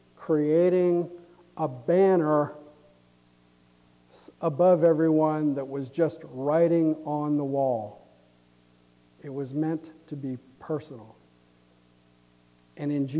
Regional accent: United States

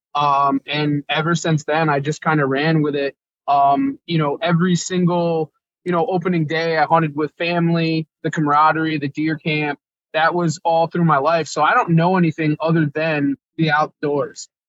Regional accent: Connecticut, United States; I'm from Connecticut

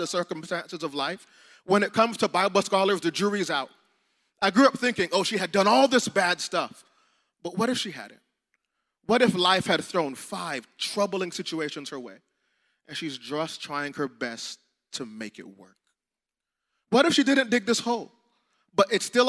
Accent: South Florida, United States; we're from South Florida, so we know it gets hot.

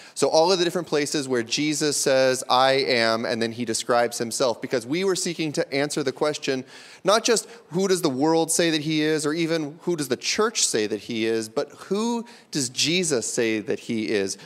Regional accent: Pacific Northwest, United States; If I grew up here in the Pacific Northwest

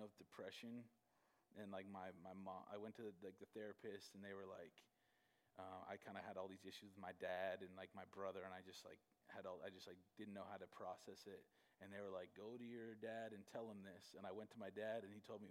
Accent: Gilbert, Arizona, United States; also born or lived in Canada / Michigan; I grew up here in Arizona. In Gilbert, I moved to Gilbert when I was 7

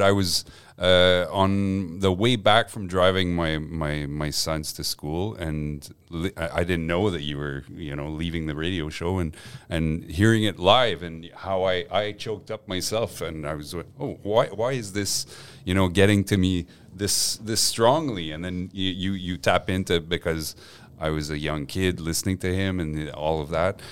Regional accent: Montreal, Quebec, Canada; first language French; English is a second language; also born or lived in Gaspé / Westmount; I grew up on the West Island

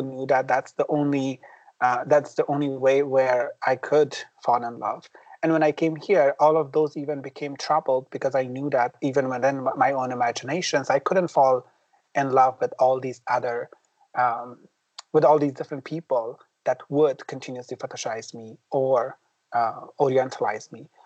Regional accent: Afghanistan; English is a second language; now in Minneapolis, United States; growing up in Afghanistan

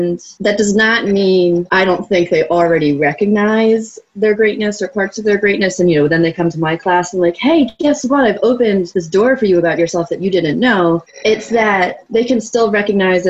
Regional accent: Baltimore, Maryland, United States; I was born here. I was raised in the suburbs and I've been living here

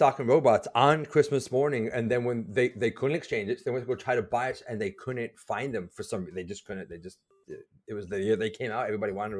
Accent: Providence, Rhode Island, United States; I grew up north. I was born up north in Providence, Rhode Island

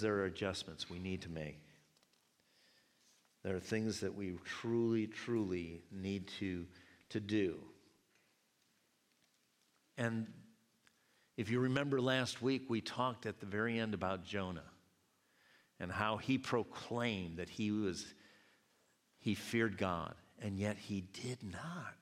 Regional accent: United States; I'm an American too

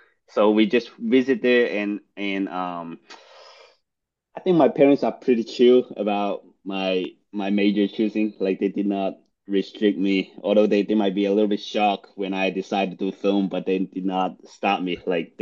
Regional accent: Guangdong, China; English is a second language; also born or lived in Boston; now in United States; I grew up in Guangdong, China.

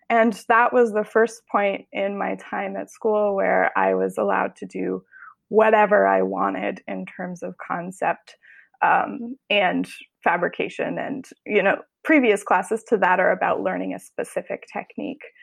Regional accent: Boulder, Colorado, United States; now in Oakland, United States; I grew up in Colorado

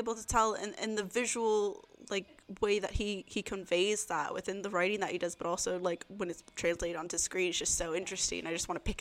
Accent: Texas, United States; moved away as an adult; also born or lived in Bradford, United Kingdom; now in Newcastle, United Kingdom; I'm originally from Texas

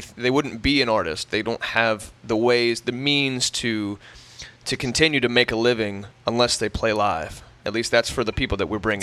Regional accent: Midwest, United States; moved away as an adult; now in Charleston, United States; Trevor and I were are from uh, from the Midwest

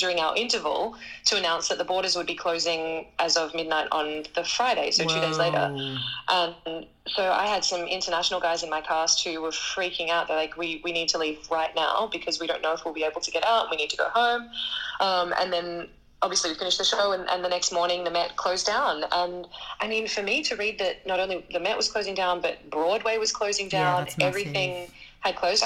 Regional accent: Australia; moved away as an adult; also born or lived in Sydney; now in Paris, France; I am an Australian soprano

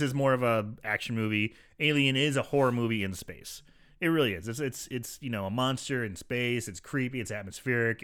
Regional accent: St. Louis, Missouri, United States; Saint Louis, my hometown

